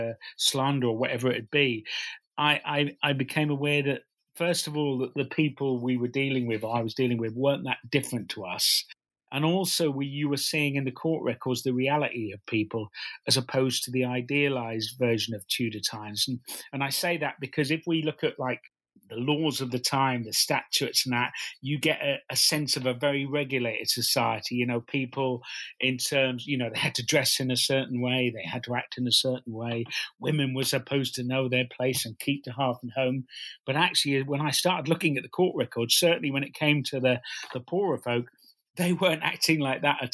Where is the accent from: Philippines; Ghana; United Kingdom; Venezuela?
United Kingdom; Norwich, East of England; I come from Norwich